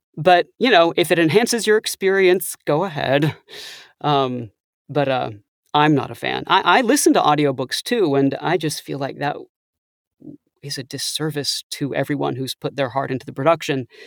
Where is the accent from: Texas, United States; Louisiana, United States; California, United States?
Texas, United States; Austin; moved away as an adult; also born or lived in Ithaca, New York; I'm originally from Austin, Texas